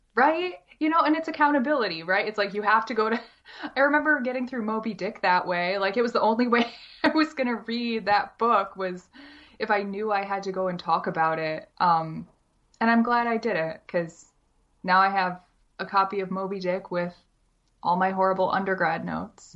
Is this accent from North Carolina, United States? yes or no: no; Syracuse, New York, United States; also born or lived in Maryland; now in Ithaca, United States; I'm from Syracuse, New York, specifically Camillus. Um, so I was born, born and raised in Syracuse